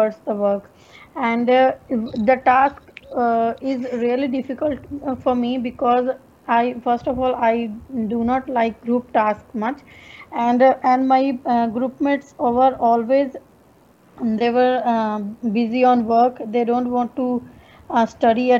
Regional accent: India; English is a second language; now in Darwin, Australia; I'm basically from India. Currently, I'm living in Darwin

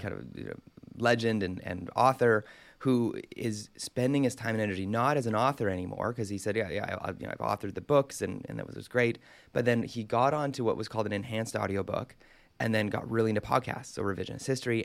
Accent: Canada; growing up in Canada

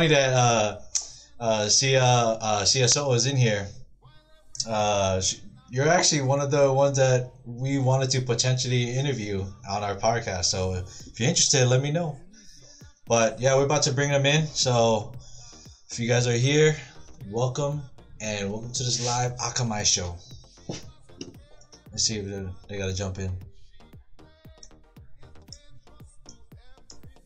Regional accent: Honolulu, Hawaii, United States; moved away as an adult; now in Arizona, United States; born and raised in Hawaii. Born and raised in Kalihi, K-Town

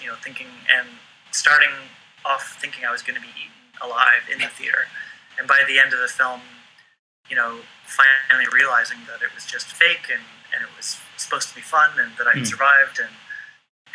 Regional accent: Vancouver, British Columbia, Canada; also born or lived in Los Angeles; I grew up in Vancouver, well, just outside of Vancouver, BC, on a small island. eventually, when I was a young kid, my mom moved into Vancouver itself

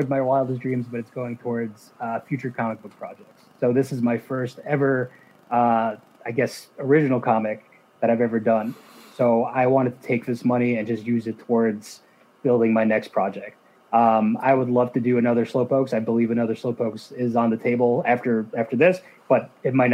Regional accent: New Jersey, United States; as a kid growing up, I'm from New Jersey

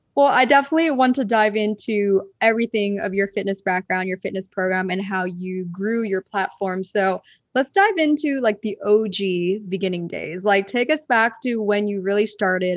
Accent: Pennsylvania, United States; moved away; also born or lived in Southern California; I grew up in Pennsylvania in a four seasons type of climate.

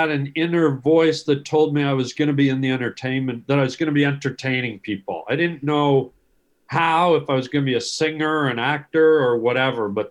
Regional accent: Canada; I'm Canadian.

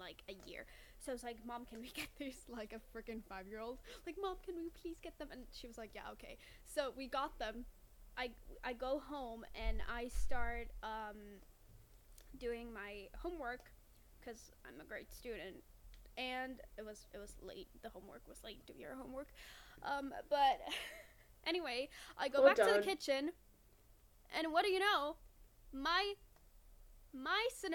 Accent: Finland; I'm Finnish

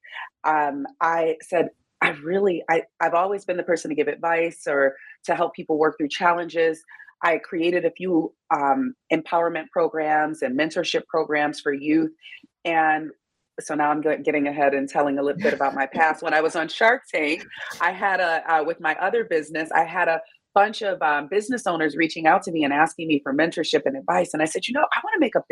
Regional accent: Detroit, Michigan, United States; moved away; also born or lived in Miami; I'm from Detroit, Michigan

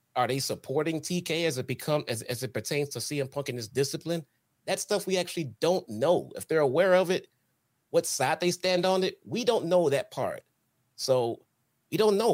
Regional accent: Chicago, Illinois, United States

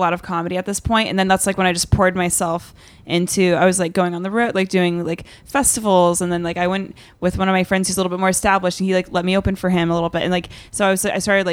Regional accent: Charlotte, North Carolina, United States; I grew up in Charlotte for the most part.

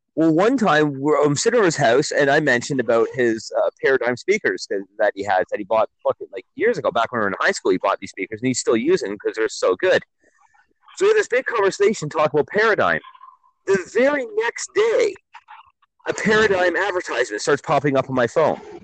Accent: Milton, Ontario, Canada; my hometown of Milton

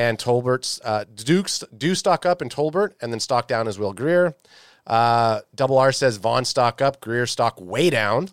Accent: Canada

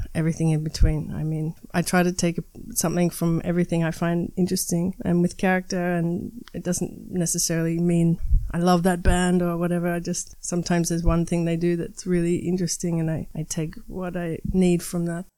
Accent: Melbourne, Victoria, Australia; moved away as an adult; also born or lived in Barcelona; now in Berlin, Germany; I'm a, eh, an Australian musician living in Berlin at the moment. I come from Melbourne, which is the second biggest city in Australia

